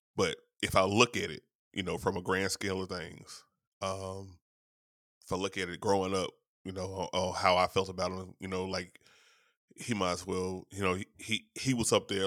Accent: Shreveport, Louisiana, United States; my hometown of Shreveport, Louisiana

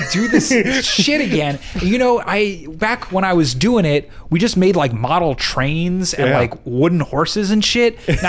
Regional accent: Huntington, New York, United States; my hometown of Huntington, New York

